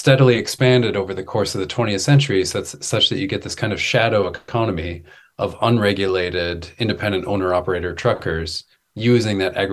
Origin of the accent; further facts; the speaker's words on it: Wisconsin, United States; I'm from Wisconsin. I'm from like the heart of dairy country and many generations of dairy farmers.